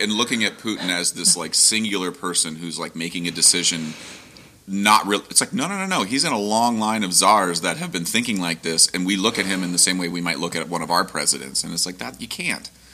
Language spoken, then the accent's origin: English; Ohio, United States; I grew up in Ohio